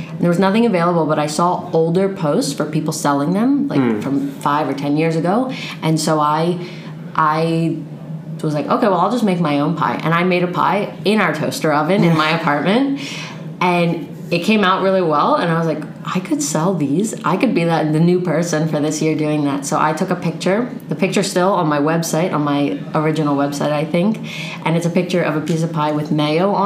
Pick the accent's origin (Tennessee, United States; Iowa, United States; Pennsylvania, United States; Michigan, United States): Pennsylvania, United States; Cheltenham; moved away as an adult; now in Spain; From Cheltenham. So it's a little right outside of Philadelphia